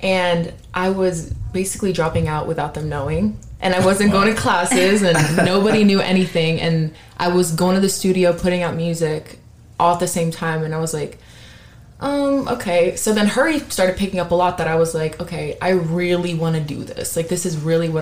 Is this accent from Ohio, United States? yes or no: no; Miami, Florida, United States; moved away as an adult; now in Dallas, United States; I was raised in Miami. I'm from Florida, from Miami, and I moved here about 6 years ago